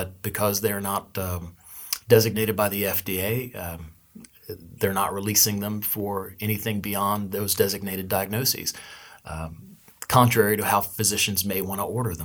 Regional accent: United States

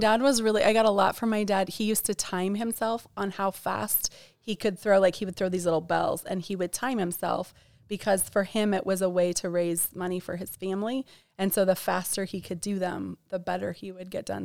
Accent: Bozeman, Montana, United States; I grew up in Bozeman, Montana, about ninety minutes north of West Yellowstone

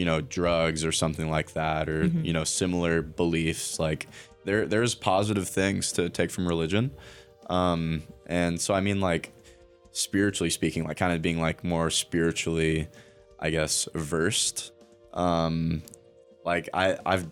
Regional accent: Waldport, Oregon, United States; also born or lived in Nehalem, Oregon; I grew up in Nehalem, Oregon

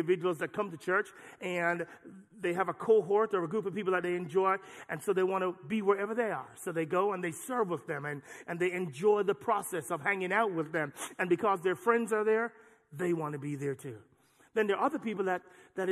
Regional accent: Jamaica; moved away; the church I grew up in Jamaica

